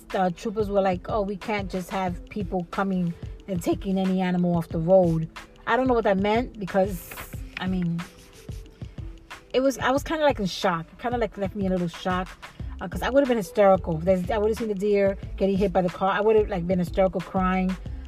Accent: New York, United States; I find, as a New Yorker, it's kind of weird for me.

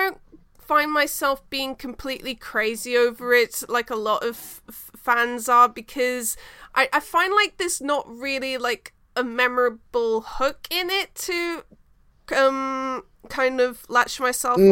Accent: New Zealand; I am from New Zealand

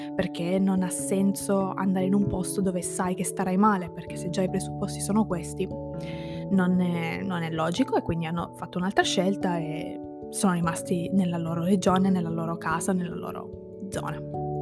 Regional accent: province of Ragusa, Sicily, Italy; moved away as an adult; io sono di quella provincia, cioè io ho vissuto lì la maggior parte della, della mia vita

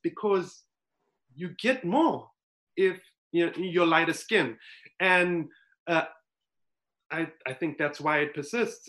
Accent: South Africa; moved away as an adult; now in United States; growing up in South Africa, so I grew up in a, um, a community that was well, it was completely colored.

